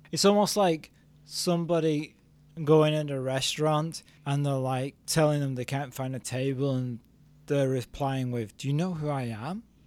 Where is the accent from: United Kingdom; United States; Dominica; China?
United Kingdom; England; I'm still English